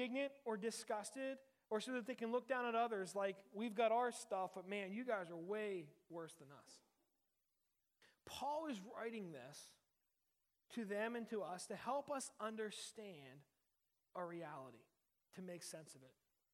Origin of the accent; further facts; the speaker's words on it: Uniontown, Pennsylvania, United States; I grew up in Uniontown, which is in Western Pennsylvania